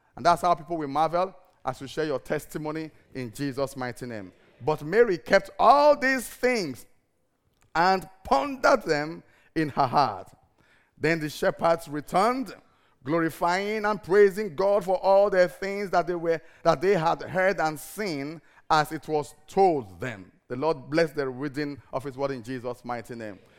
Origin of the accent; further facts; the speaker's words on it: Cyprus; moved away; I'm from Cyprus